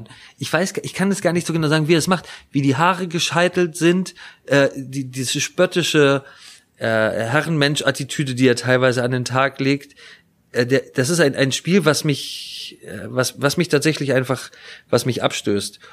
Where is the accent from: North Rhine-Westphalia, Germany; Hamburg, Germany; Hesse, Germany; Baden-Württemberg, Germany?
Hamburg, Germany; als Hamburger